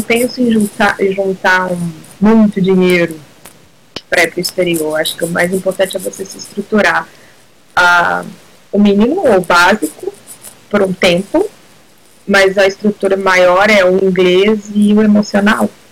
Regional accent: Ouro Preto, Minas Gerais, Brazil; moved away as an adult; now in New Zealand; sou de Minas Gerais, de Ouro Preto

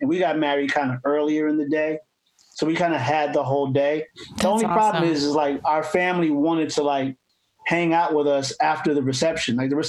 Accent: East Coast, United States; moved away; I'm from the East Coast.

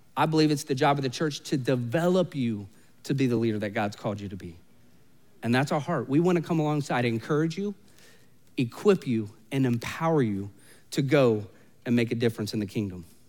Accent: Orlando, Florida, United States; I was literally born and raised in Orlando

